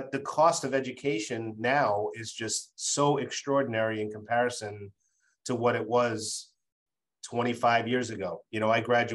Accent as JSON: {"language": "English", "region": "Massachusetts", "country": "United States", "tie": "born or raised there", "said": "in my home state of Massachusetts"}